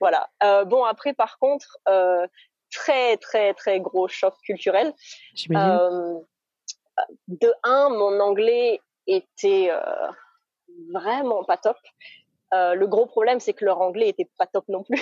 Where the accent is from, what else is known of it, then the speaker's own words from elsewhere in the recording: Moselle, Grand Est, France; moved away as an adult; also born or lived in China / Canada / Australia; Je suis née et j'ai grandi en Moselle, donc entre Metz et le Luxembourg